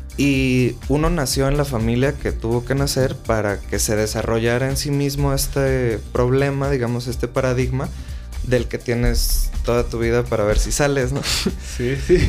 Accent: Mexico; soy mexicano

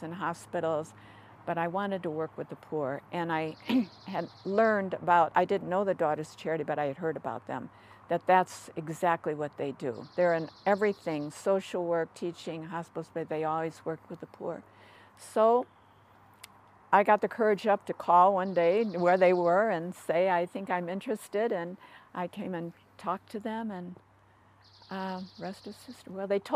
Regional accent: Chicago, Illinois, United States; moved away as an adult; also born or lived in St. Louis, Missouri / Africa / Utah; now in Santa Barbara, United States; I'm originally from Chicago, Illinois

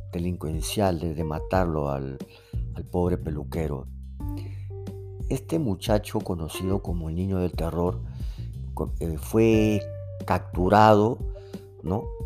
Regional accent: Peru; yo soy de acá de Perú

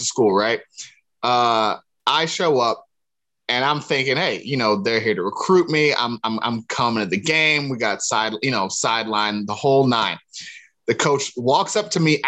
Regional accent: Cleveland, Ohio, United States; it's East Side Cleveland. There's a difference between the two. East Cleveland is more not necessarily suburban, but more outside of the city, whereas East Side Cleveland is, that's what people know to be the real deal. You know what I mean? So that's where I'm from. But that aside, I played football with all my cousins and stuff growing up in the area and the neighborhood

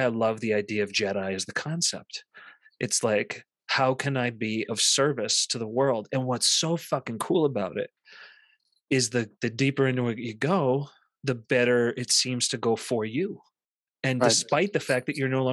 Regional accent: Central Massachusetts, United States; growing up in Central Massachusetts in the 80s and 90s

